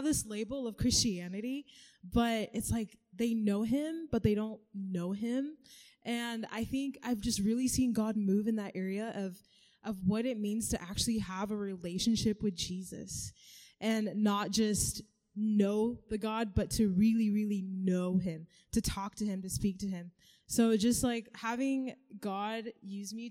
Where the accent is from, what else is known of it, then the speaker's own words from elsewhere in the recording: Kansas, United States; also born or lived in Kenya; I am from Kansas, but I am originally from Kenya. I was born there. Then we all moved to Kansas.